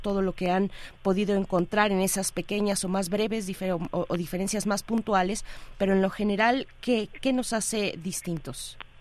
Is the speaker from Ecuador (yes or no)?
no; Mexico; como mexicanos